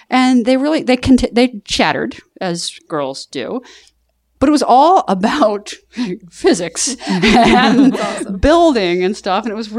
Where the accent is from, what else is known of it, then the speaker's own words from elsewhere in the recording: Southern US, United States; Well, I'm from the South.